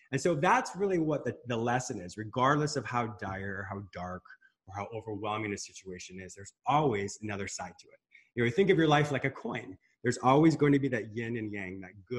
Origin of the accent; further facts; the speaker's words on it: Michigan, United States; first language English; also born or lived in Canada / Spain; I was born in Michigan, but my parents had a very rustic fishing resort in Canada. So half the year I was up in Canada